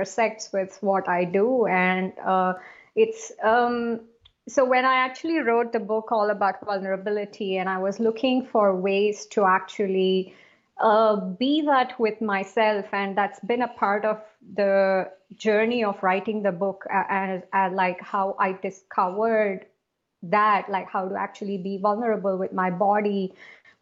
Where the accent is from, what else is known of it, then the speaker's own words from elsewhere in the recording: South India, India; also born or lived in Asia / Middle East; now in Singapore; I am originally from India, from South India, and I am currently based in Singapore